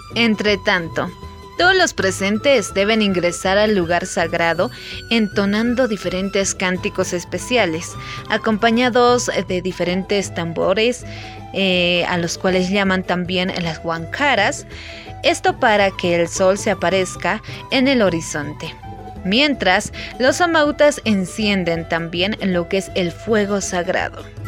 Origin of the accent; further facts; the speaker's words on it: Bolivia; como buenos bolivianos